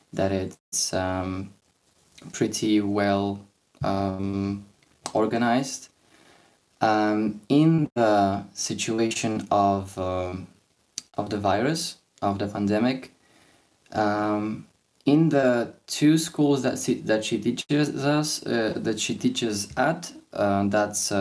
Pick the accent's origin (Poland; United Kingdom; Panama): Poland; I'm from Poland